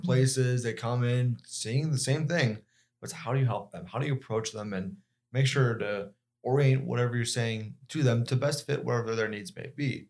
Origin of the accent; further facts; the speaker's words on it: Denver, Colorado, United States; moved away; I myself come from, like, Denver